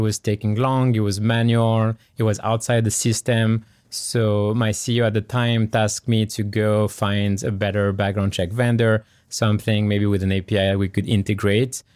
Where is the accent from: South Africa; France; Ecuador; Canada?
France; English is a second language; now in California, United States; I grew up in France, born and raised in France. Uh, you can hear through my accent